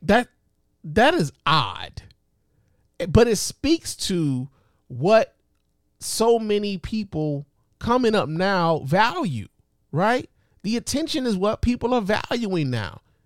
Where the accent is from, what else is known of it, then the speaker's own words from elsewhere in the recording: Chicago, Illinois, United States; my hometown of Chicago